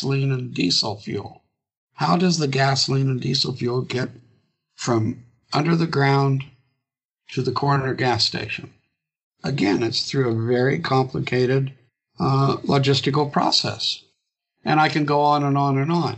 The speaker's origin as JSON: {"language": "English", "region": "Illinois", "country": "United States", "tie": "born or raised there", "said": "my hometown of 18,000 people in Illinois"}